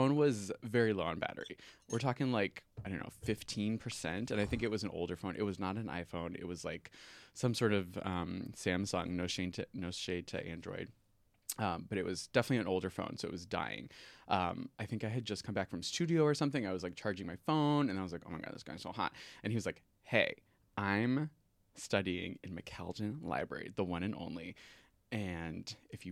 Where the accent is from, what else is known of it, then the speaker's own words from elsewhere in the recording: Maryland, United States; moved away as an adult; now in Chicago, United States; They met at Purdue University and then found their way to Maryland, where I was raised.